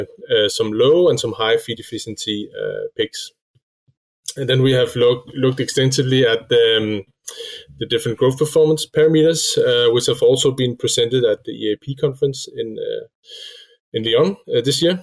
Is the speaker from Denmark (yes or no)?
yes; Denmark; also born or lived in Switzerland; I come from Denmark